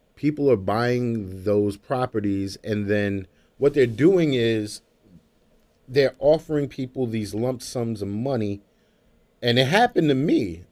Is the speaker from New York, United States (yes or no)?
yes; Brooklyn, New York, United States; now in Jamaica, Queens, United States; I grew up in Brooklyn, you know, uh, in late eighties, early nineties